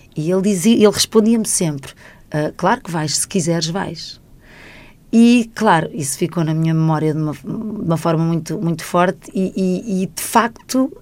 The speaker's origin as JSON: {"language": "Portuguese", "town": "Benavente", "region": "Santarém District", "country": "Portugal", "tie": "born or raised there", "also_born_or_lived": "Lisbon", "moved": "as an adult", "lives_now": "Rio de Janeiro, Brazil", "said": "da população da minha terra, Benavente, que eu adoro e que eu amo"}